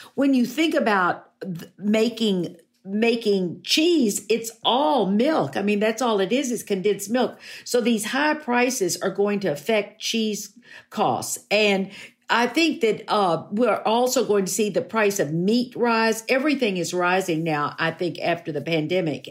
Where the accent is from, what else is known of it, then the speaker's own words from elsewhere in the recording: Fort Worth, Texas, United States; when I was growing up in Fort Worth